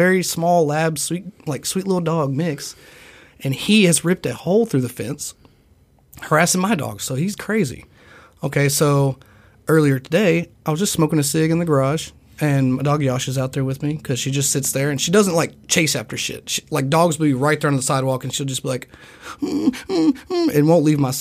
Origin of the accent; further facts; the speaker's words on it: Nicholasville, Kentucky, United States; I'm from Nicholasville